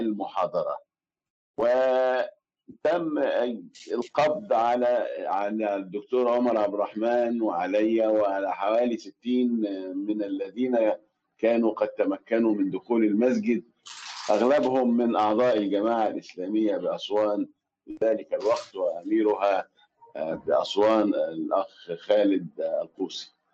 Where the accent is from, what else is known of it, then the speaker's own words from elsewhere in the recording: Aswan, Aswan Governorate, Egypt; now in Cairo, Egypt; في أسوان مسقط رأسي بلدي